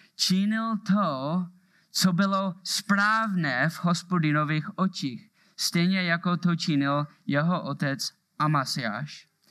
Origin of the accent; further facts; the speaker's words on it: Moravia, Czechia; accent: Moravian; mám moravský přízvuk